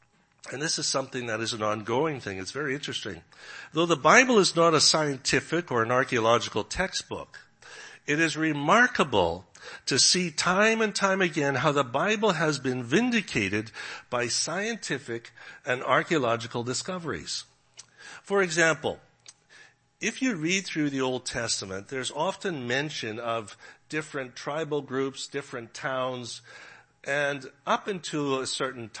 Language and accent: English; Canada; moved away; also born or lived in Regina, Saskatchewan; I'm from Canada